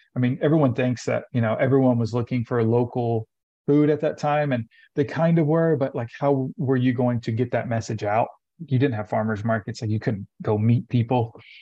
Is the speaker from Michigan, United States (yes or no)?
no; Lafayette, Tennessee, United States; moved away; I grew up in Tennessee. I'm originally from Tennessee, about an mm-hmm. hour north of Nashville. It's called, it's a small town called Lafayette.